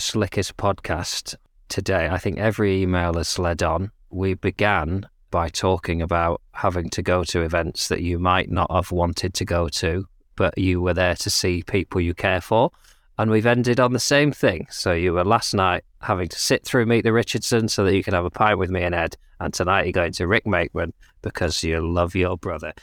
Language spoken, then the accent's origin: English; United Kingdom; we're British